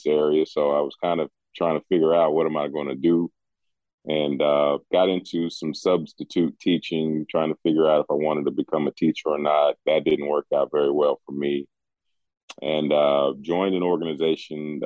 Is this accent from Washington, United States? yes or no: no; West Virginia, United States; moved away as an adult; also born or lived in Colorado; I'm from West Virginia, left here many years ago, joining the military.